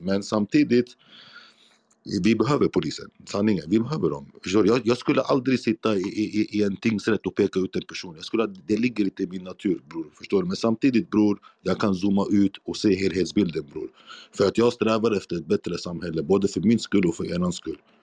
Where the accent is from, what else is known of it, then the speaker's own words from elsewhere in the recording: Iraq; now in Sweden; där jag kommer från, Irak